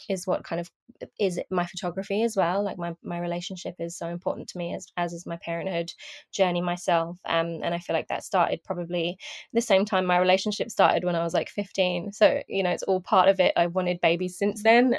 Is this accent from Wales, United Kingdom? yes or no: no; London, United Kingdom; I'm from London, UK